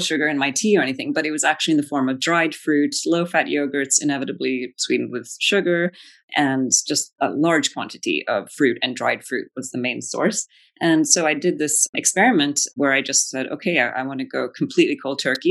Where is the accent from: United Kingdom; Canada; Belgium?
Belgium; moved away; I grew up in Belgium, you know, chocolate is like a staple